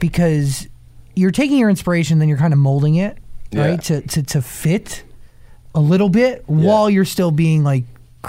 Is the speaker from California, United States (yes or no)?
no; New Jersey, United States; accent: New Jersey; My New Jersey accent